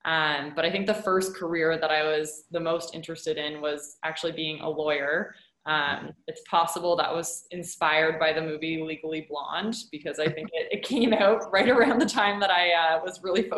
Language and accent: English; Ottawa, Ontario, Canada; I grew up in Ottawa